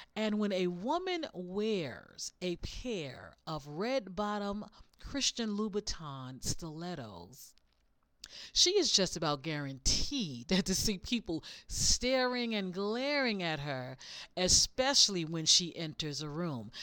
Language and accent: English; the South, United States; I'm from the South and Southerners, we love seasonings